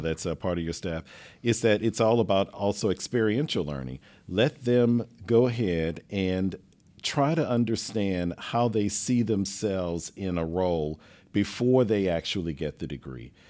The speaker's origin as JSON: {"language": "English", "town": "Lake Charles", "region": "Louisiana", "country": "United States", "tie": "born or raised there", "also_born_or_lived": "New Orleans, Louisiana", "moved": "as an adult", "lives_now": "Houston, United States", "said": "I grew up in Lake Charles, Louisiana"}